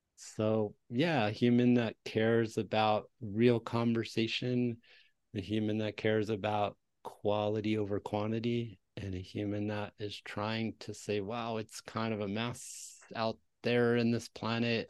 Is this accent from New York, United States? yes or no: yes; Westchester County, New York, United States; now in New Mexico, United States; I grew up in Westchester County, one of the per capita school districts, the public school districts in Westchester, New York